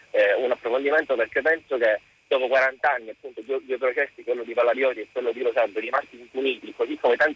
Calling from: Calabria, Italy

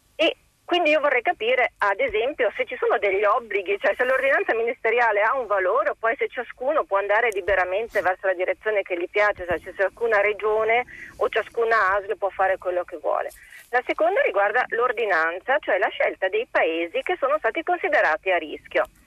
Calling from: Bolzano, Trentino-Alto Adige, Italy; sono di Bolzano, in questo momento la chiamo dal Peloponneso.

